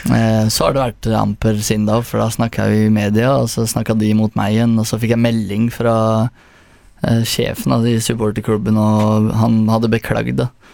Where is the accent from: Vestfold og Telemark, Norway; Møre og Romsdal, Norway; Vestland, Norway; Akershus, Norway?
Vestfold og Telemark, Norway; Porsgrunn; jeg vokste opp i Herøya